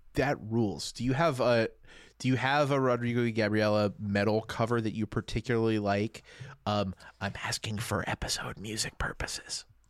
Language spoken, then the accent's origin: English; Louisiana, United States; moved away; I grew up in Louisiana